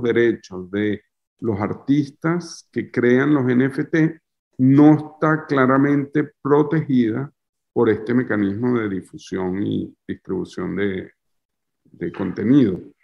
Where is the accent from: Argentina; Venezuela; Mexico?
Venezuela; moved away as an adult; now in France; Soy un artista venezolano